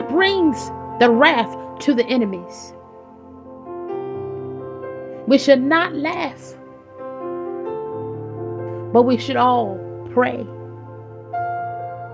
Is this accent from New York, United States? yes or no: no; Virginia, United States; moved away; When I opened my Bible back in Virginia, and I began to know the Lord, and I was getting mistreated in my home